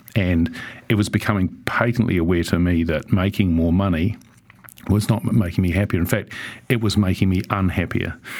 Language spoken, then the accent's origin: English; Auckland, New Zealand; growing up in Sunnyvale